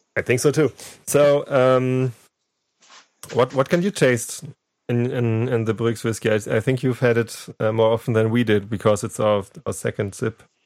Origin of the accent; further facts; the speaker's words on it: Germany; I'm a podcaster from Germany